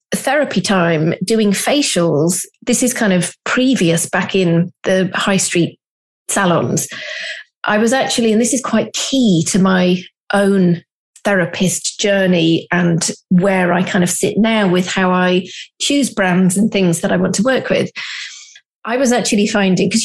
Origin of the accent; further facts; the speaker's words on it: the Cotswolds, South West England, United Kingdom; I'm from the Cotswolds.